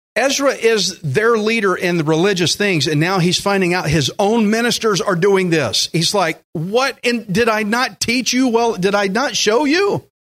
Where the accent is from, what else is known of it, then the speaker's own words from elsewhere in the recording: United States; I am American as it gets, red, white, and blue